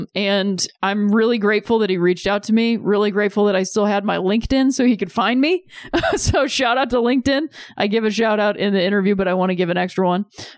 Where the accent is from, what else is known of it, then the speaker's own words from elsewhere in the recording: Akron, Ohio, United States; I'm from Akron, Ohio.